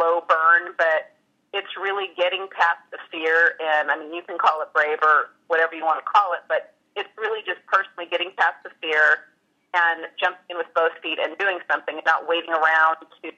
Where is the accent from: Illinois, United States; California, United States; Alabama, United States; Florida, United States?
California, United States; Los Angeles; it's my hometown in Hollywood